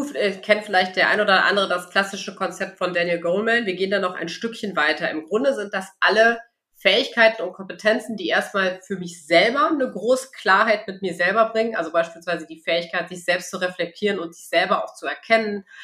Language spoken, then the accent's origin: German; Bonn, North Rhine-Westphalia, Germany; moved away as an adult; now in Cologne, Germany; Ich bin äh, ganz gebürtige Rheinländerin. Also bin in oh. Bonn geboren, ähm, früher auf Rotmariechen gewesen.